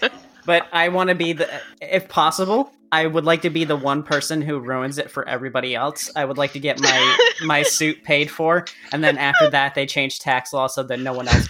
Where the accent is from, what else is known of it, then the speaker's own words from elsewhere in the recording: United States; In America, we love exploiting our tax systems.